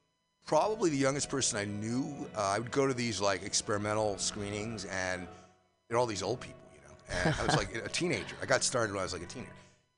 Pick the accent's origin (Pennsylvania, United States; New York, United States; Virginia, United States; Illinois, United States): New York, United States; New York City; I'm from New York originally. I don't know if you know New York, but Upper Manhattan.